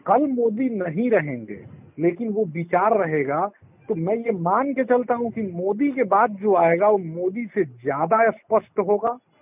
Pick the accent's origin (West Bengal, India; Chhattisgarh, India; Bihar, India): Bihar, India; born or raised there